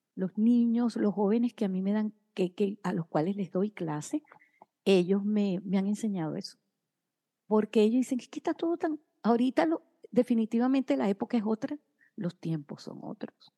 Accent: Caracas, Capital District, Venezuela; moved away as an adult; desde mi ciudad, Caracas, mi país natal, Venezuela

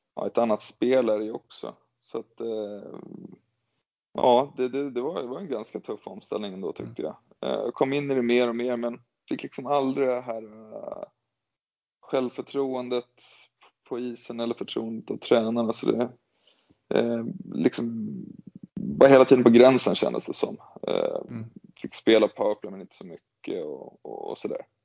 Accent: Gävle, Gävleborg County, Sweden; startade karriären här, här hemma i Gävle

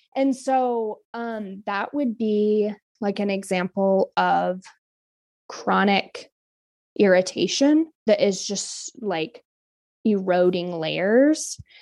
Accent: Kodiak, Alaska, United States; moved away; I'm from Kodiak

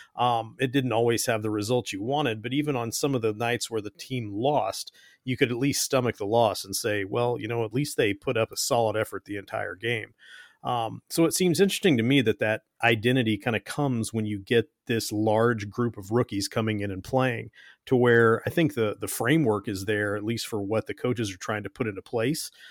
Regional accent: Kentucky, United States; I'm from Kentucky

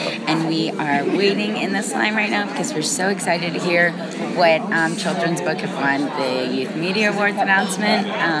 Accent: West Palm Beach, Florida, United States; now in New York City, United States; I'm from West Palm Beach, but I work in New York City.

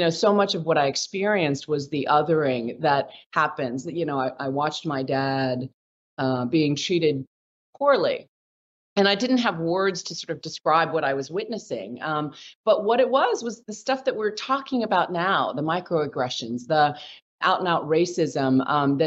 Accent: Silicon Valley, California, United States; I grew up in Silicon Valley

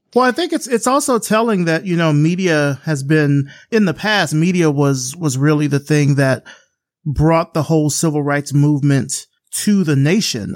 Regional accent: Selma, Alabama, United States; I'm from Selma, Alabama. So I grew up in that kind of cradle of the civil rights movement

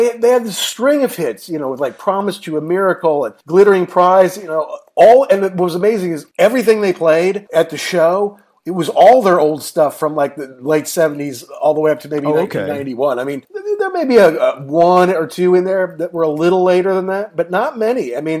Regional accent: United States; here I'm American. I did hear all these songs growing up.

